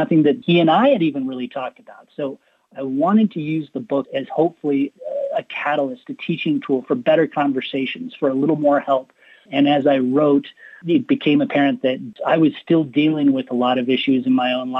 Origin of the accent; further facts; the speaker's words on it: Colorado, United States; I come from Colorado, and a lot of our family grew up in what was called the San Luis Valley.